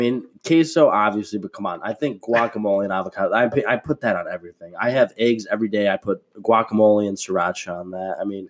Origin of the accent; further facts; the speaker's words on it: Wisconsin, United States; I'd pick the Packers. Come on. That's my home state.